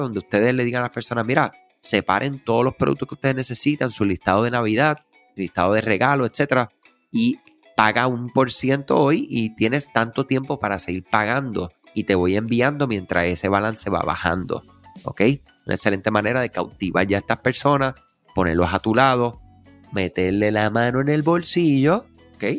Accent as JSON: {"language": "Spanish", "country": "Puerto Rico", "said": "somos Este, de Puerto Rico, la nación americana"}